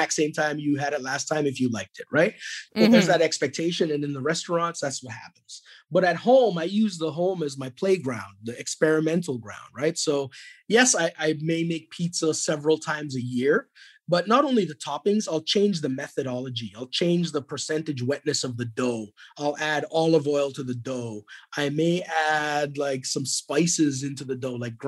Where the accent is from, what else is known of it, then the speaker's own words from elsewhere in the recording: Edmonton, Alberta, Canada; moved away; I grew up in Edmonton, Alberta, at a time where there was much less diversity in Edmonton, Alberta.